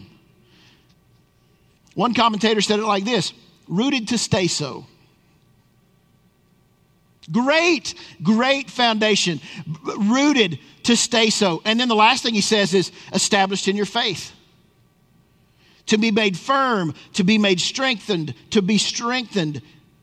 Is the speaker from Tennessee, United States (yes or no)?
yes; Tennessee, United States; moved away; I grew up in Tennessee